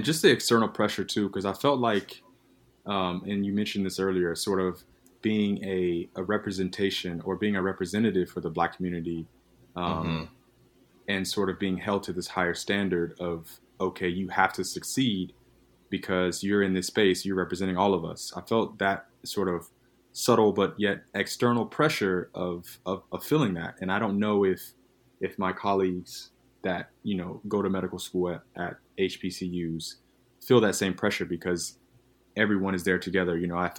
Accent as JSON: {"language": "English", "region": "the South", "country": "United States", "tie": "born or raised there", "said": "I grew up in the South."}